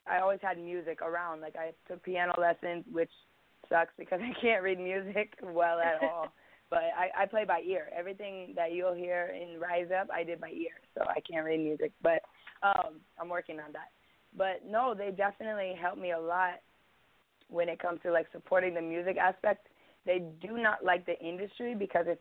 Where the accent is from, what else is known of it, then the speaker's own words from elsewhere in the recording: Bloomington, Indiana, United States; I was born in Marion County, Indianapolis. And they took me to Bloomington